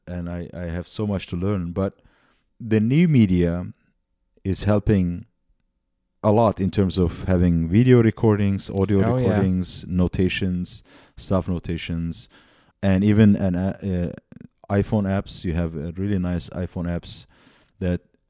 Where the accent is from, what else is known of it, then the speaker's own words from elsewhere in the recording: Antakya, Hatay, Turkey; I grew up in Antakya, in the south